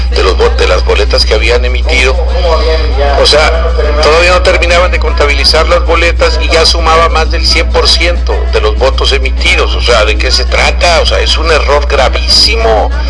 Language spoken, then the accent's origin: Spanish; Tamaulipas, Mexico; also born or lived in Mexico City; yo soy nacido en el DF, pero soy criado en Tamaulipas, señor. Yo no soy chilango, señor.